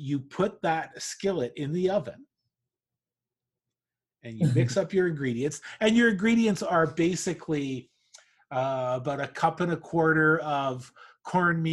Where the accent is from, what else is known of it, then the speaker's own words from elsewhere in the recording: Canada; I'm from Canada